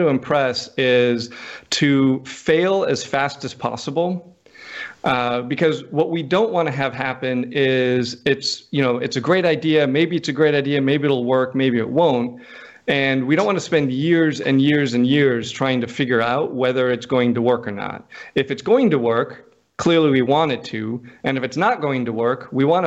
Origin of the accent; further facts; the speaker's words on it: North Dakota, United States; also born or lived in Houston / Washington, D.C.; now in coastal Mississippi, United States; I grew up in North Dakota